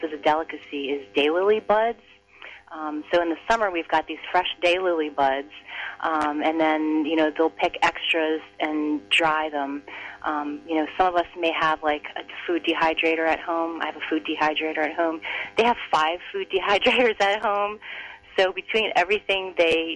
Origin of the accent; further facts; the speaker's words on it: United States; I'm Chinese American. I was born here. My parents were the first generation to arrive here.